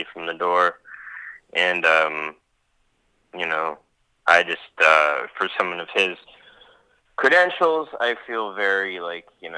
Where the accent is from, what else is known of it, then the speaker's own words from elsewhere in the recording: Pittsburgh, Pennsylvania, United States; moved away; my hometown of Pittsburgh, Pennsylvania. That's my hometown